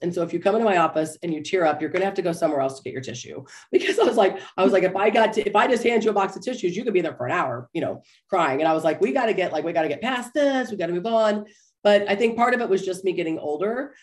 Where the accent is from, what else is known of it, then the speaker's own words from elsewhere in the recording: Topeka, Kansas, United States; I grew up in Topeka, Kansas